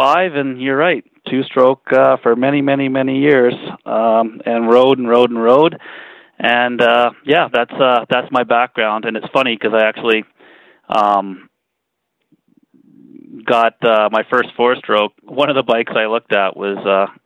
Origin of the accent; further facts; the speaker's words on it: Winnipeg, Manitoba, Canada; now in Calgary, Canada; I was born and raised in East Kildonan